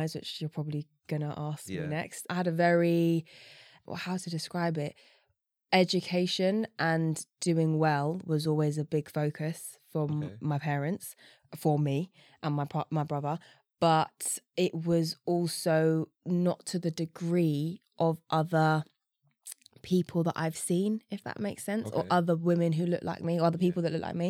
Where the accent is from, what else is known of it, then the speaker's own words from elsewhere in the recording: London, United Kingdom; I grew up in East London.